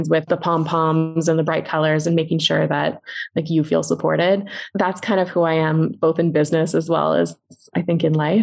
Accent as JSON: {"language": "English", "town": "Vancouver", "region": "British Columbia", "country": "Canada", "lives_now": "Penticton, Canada", "said": "I'm from Vancouver too"}